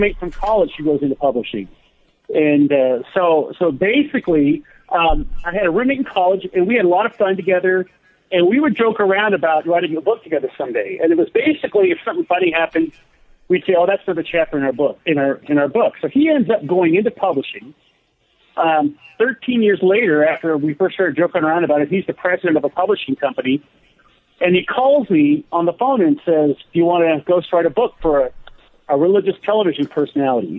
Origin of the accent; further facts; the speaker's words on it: Denver, Colorado, United States; also born or lived in Littleton, Colorado; I grew up in the Denver, Colorado area.